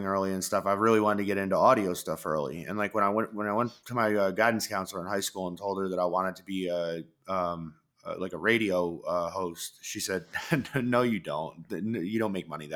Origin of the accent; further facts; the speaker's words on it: New York, United States; I grew up in New York